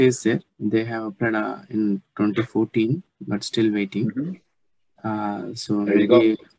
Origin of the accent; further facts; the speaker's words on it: Andhra Pradesh, India; now in Sydney, Australia; I'm calling from Australia, Sydney. I'm an Australian citizen currently. Basically, I'm from India, Andhra Pradesh.